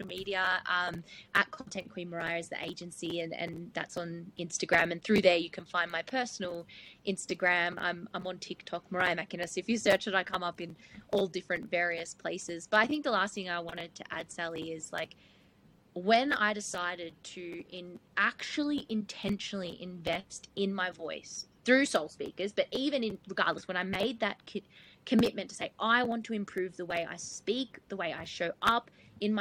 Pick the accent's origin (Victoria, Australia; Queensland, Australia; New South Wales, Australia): Victoria, Australia; Gippsland; I'm from Gippsland in Victoria.